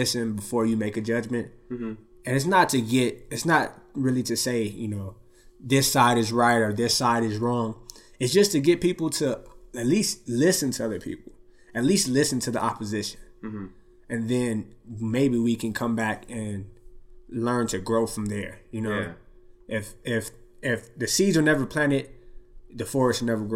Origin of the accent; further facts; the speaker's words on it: Long Beach, California, United States; I grew up in Long Beach where it's a lot of many different races